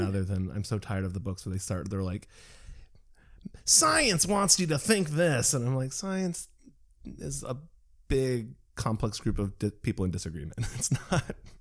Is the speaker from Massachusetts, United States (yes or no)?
yes; Massachusetts, United States; I grew up in Massachusetts